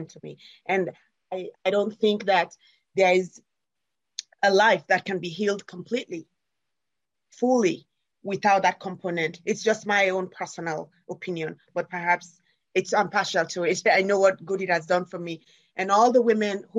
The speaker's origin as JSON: {"language": "English", "country": "Sierra Leone", "tie": "born or raised there", "moved": "yes", "lives_now": "United States", "said": "When I came from Sierra Leone, after having run away from the war and other terrible things that had happened, not just to me, and found myself in America"}